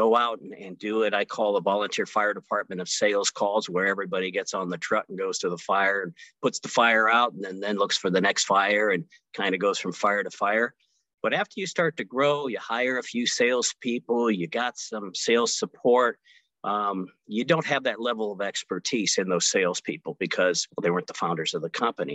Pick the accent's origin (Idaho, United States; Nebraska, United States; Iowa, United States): Nebraska, United States; Omaha; Omaha, Nebraska, my hometown. I born and raised here.